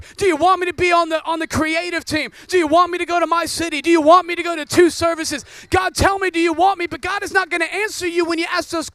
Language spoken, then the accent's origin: English; Oregon, United States; I grew up in Oregon, rains all the time.